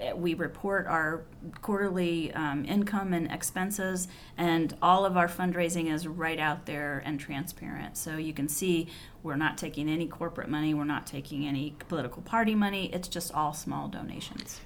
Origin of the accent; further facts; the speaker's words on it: Fairfield County, Ohio, United States; we're both from Fairfield County, which is a county outside of Columbus, Ohio